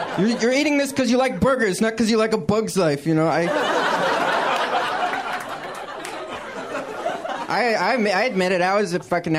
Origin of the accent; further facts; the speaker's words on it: San Francisco Bay Area, California, United States; I grew up in the San Francisco Bay Area